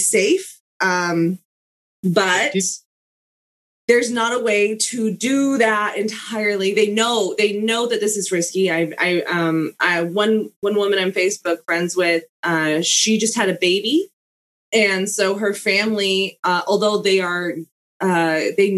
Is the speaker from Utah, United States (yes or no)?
yes; Utah, United States; we're from Utah